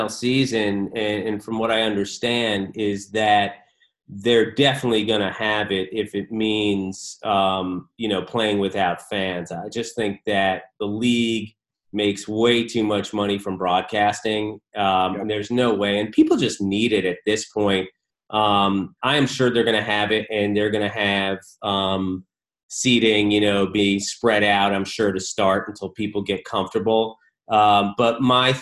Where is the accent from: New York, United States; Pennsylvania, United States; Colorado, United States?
New York, United States; Westchester; also born or lived in Queens; I grew up in Westchester